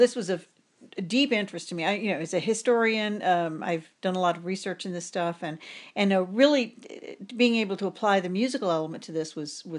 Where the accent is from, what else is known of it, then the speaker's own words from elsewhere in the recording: New Orleans, Louisiana, United States; my hometown, New Orleans